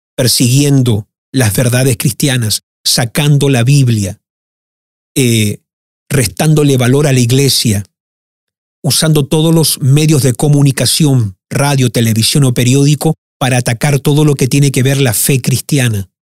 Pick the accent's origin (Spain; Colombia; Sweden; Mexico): Sweden; also born or lived in Argentina / Chile; me ha tocado crecer en un país profundamente socialista